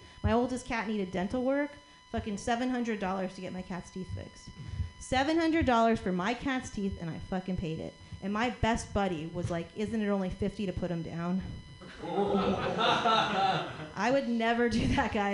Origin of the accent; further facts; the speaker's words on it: New Orleans, Louisiana, United States; I come from New Orleans